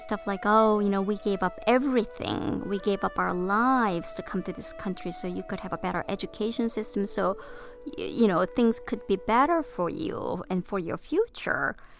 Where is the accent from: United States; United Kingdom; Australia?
United States; also born or lived in South Korea; I spent my formative years here, and I have American culture at my heart